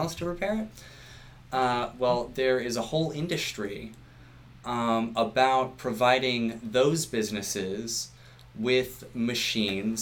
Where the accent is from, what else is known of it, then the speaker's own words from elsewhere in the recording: Virginia, United States; now in New Hampshire, United States; I was born and raised in Virginia, right outside of D.C.